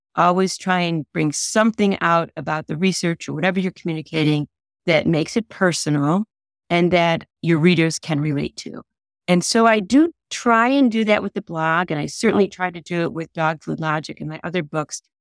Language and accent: English; Hickory, United States; moved away as an adult; now in Illinois, United States; I had a horse growing up in Hickory